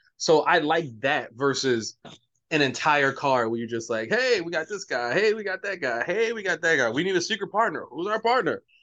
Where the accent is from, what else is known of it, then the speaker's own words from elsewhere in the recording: Baltimore, Maryland, United States; we're from the same city. We're from Baltimore